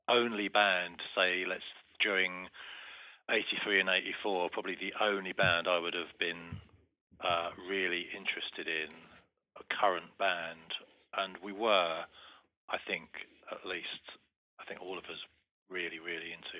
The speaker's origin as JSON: {"language": "English", "area": "Medway Towns", "region": "South East England", "country": "United Kingdom", "said": "we came from the Medway Towns"}